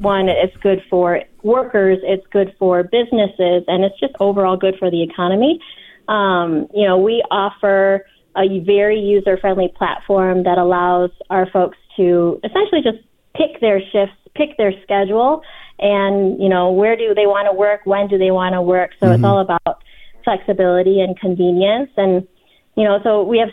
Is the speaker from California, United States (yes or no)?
no; Chicago, Illinois, United States; moved away as an adult; now in Las Vegas, United States; I'm originally from Chicago, and I've been living in Las Vegas for almost 10 years now